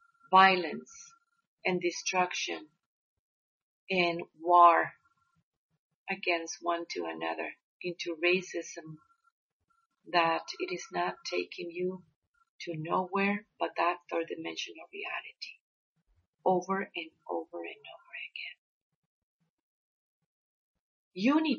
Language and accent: English; Mexico; we growing up in Mexico and working with the abuelos and the abuelas